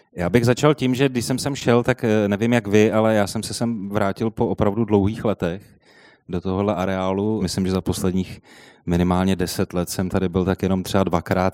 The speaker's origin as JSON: {"language": "Czech", "region": "Prague", "country": "Czechia", "tie": "born or raised there", "said": "jsem se narodil v Bubenči a jezdil jsem vždycky do centra"}